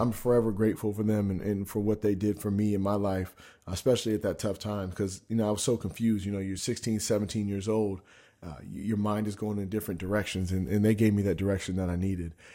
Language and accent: English; Spokane, Washington, United States; also born or lived in Sacramento, California; I grew up in Spokane, Washington. You know, I was born in Sacramento. We lived there until I was about six.